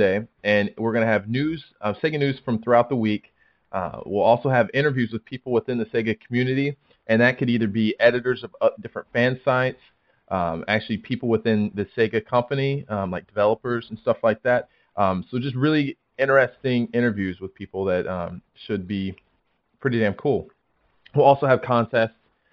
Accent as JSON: {"language": "English", "country": "United States", "moved": "as an adult", "lives_now": "Guam", "said": "although I'm American, I'm in the U.S. Air Force. So I'm actually living in Guam right now"}